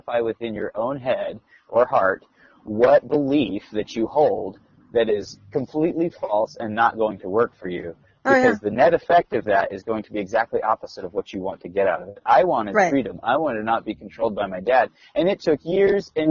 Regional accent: South Carolina, United States; moved away; I grew up in South Carolina

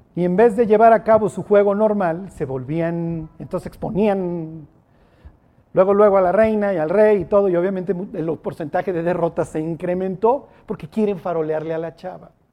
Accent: Mexico; Soy mexicano siglo XXI.

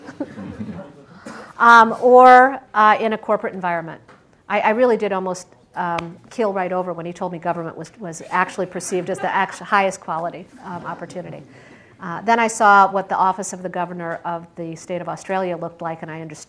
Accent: Michigan, United States; also born or lived in Pittsburgh, Pennsylvania; now in Silicon Valley, United States; I grew up in Michigan.

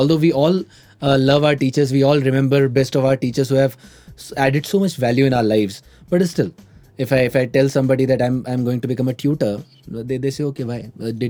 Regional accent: Indore, Madhya Pradesh, India; moved away; I hail from a place called Indore in Madhya Pradesh.

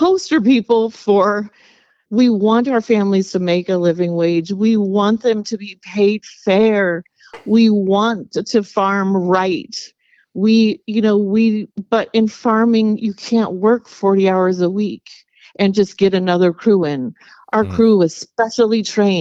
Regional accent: Lynden, Washington, United States; We were both raised in Lynden

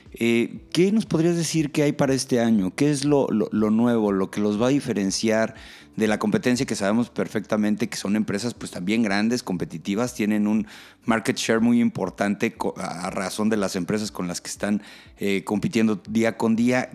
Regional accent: Mexico; como mexicanos

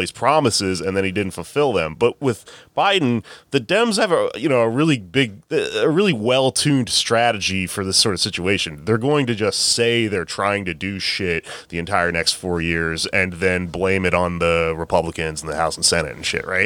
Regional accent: Texas, United States; now in New York, United States; I'm from Texas

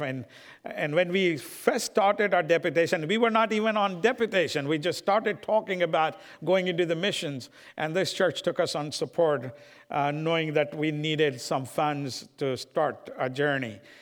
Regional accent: India; moved away; I'm from India and I love my people of India

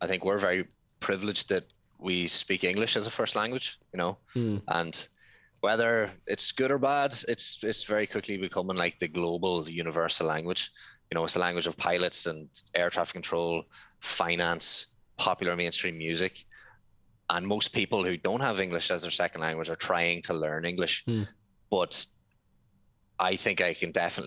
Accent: Ireland; also born or lived in Thailand; I come from Ireland.

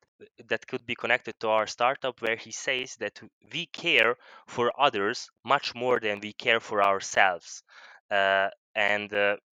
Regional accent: Vojvodina, Serbia; I'm from Serbia. Actually, I'm not from Hungary, so I'm from Vojvodina. Mm. But I'm still by nationality I'm Hungarian

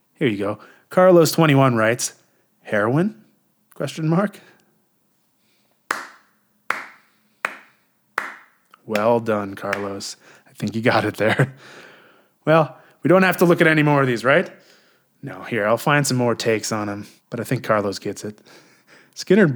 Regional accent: Canada; I'm Canadian, too

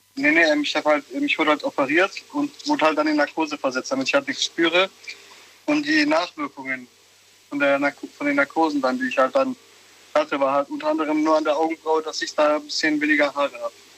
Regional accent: Turkey; now in Germany; ich bin auch gebürtiger Türke

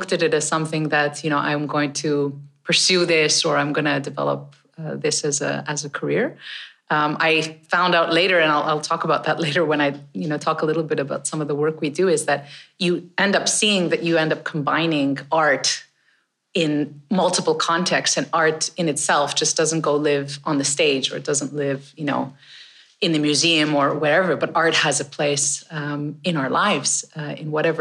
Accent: Canada; I grew up in Canada

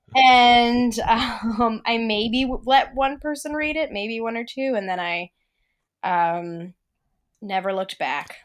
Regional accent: Philadelphia, Pennsylvania, United States; I grew up in Philly

